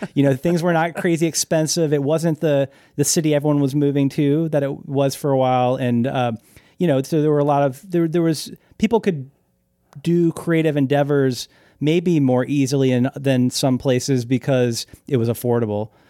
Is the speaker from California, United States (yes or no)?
no; Winston-Salem, North Carolina, United States; moved away as an adult; also born or lived in Hartford, Connecticut / Boston, Massachusetts / Portland; now in Nashville, United States; born in Hartford, lived in, um, Boston until I was about four, and then my family moved to the South, moved to, uh, North Carolina, Winston-Salem, North Carolina, and I grew up there